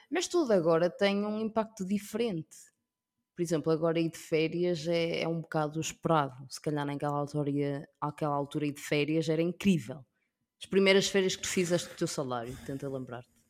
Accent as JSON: {"language": "Portuguese", "country": "Portugal", "also_born_or_lived": "Africa", "said": "sou portuguesa, mas ao mesmo tempo sou africana"}